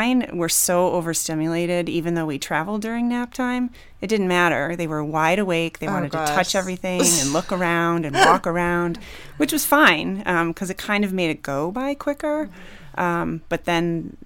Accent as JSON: {"language": "English", "region": "East Coast", "country": "United States", "moved": "yes", "said": "I'm from the East Coast"}